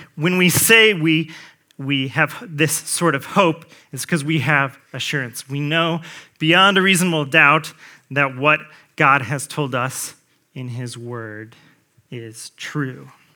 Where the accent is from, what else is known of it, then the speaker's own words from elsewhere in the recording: Colts territory, Indiana, United States; I grew up in Colts territory